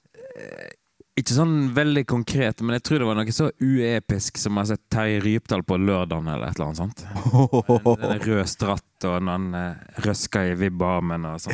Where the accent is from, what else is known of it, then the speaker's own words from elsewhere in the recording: Rosendal, Vestland, Norway; also born or lived in Bergen; lita bygd som heter Rosendal, langt inn i en eh, vestlandsarm